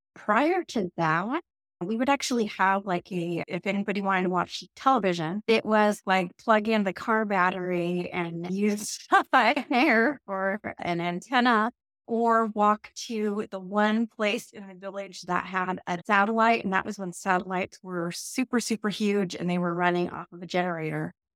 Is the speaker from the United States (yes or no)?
yes; Yurok Indian Reservation, Northern California, United States; moved away; I grew up on the York Indian Reservation in a very, very, very rural area in Northern California